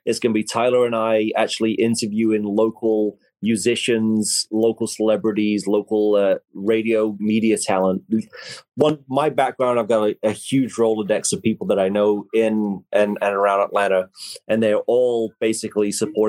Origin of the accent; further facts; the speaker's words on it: England, United Kingdom; now in United States; He grew up in Troy, Alabama. I grew up in England, thousands of miles away, but we're basically the same person.